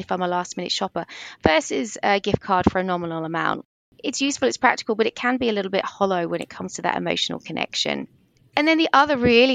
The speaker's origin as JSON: {"language": "English", "region": "England", "country": "United Kingdom", "accent": "English", "moved": "yes", "lives_now": "Australia", "said": "You might be able to hear from my English accent"}